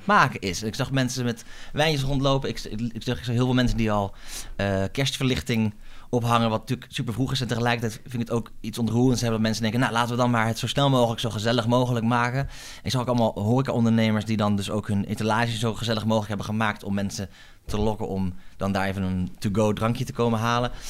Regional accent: Groningen, Netherlands; moved away as an adult; also born or lived in France; now in Amsterdam, Netherlands; Ik kom uit Groningen van origine. Daar ben ik sinds opgegroeid

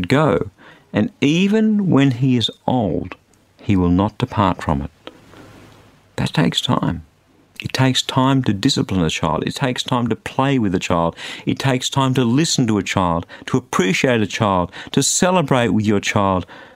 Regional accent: Australia; being an Australian

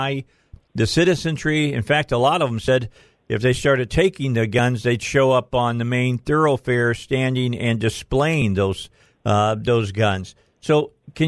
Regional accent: northwest Indiana, United States; I grew up outside of Chicago. I grew up in northwest Indiana. Over in the Hammond, Highland, East Chicago

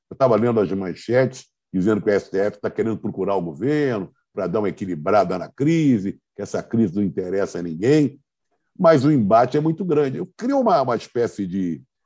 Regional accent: Rio de Janeiro, Brazil; Eu que sou do Rio de Janeiro

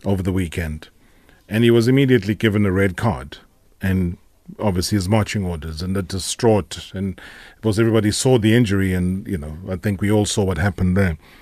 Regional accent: South Africa; us as South African football lovers

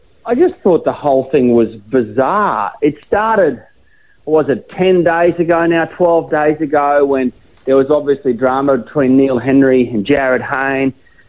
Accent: Brisbane, Queensland, Australia; also born or lived in Gold Coast; I'm a Queenslander, so I'm from Brisbane. I grew up in southeast Queensland. I spent half my life on the Gold Coast.

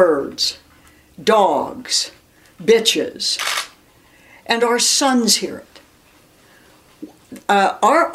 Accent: Erie, Pennsylvania, United States; I grew up in Erie, Pennsylvania

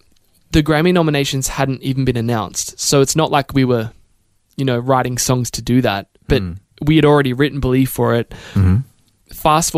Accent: Australia; And I think I am so grateful for being Australian because we're so unassuming in general and very down to earth.

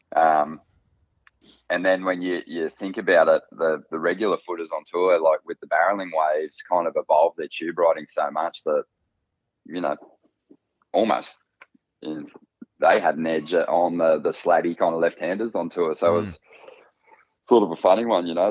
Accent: North Coast, New South Wales, Australia; we grew up on the North Coast

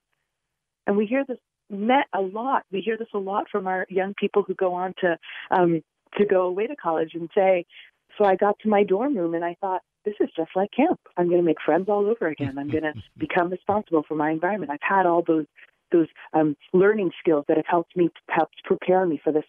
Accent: New York City, New York, United States; I was born and raised in the Bronx. I didn't leave the borough

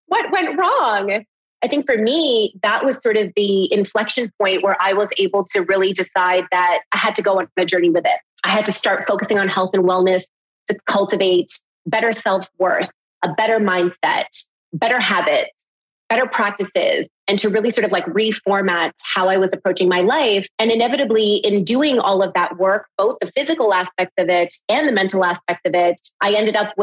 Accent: Canada; growing up in Canada, it was always this sort of struggle between being an Indian girl

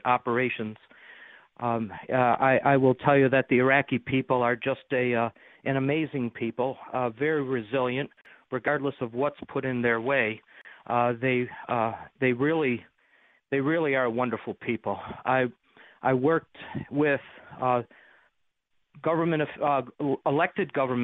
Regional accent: Amherst, New York, United States; moved away as an adult; also born or lived in Georgia / Iraq / Buffalo; now am back in my hometown of Amherst

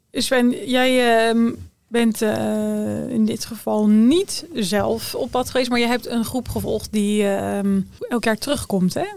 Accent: Middelburg, Zeeland, Netherlands; ik kom uit eh, Middelburg

